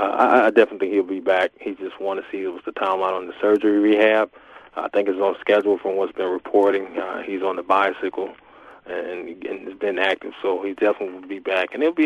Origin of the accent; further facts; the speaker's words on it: Virginia Beach, Virginia, United States; in Virginia, my hometown, Virginia Beach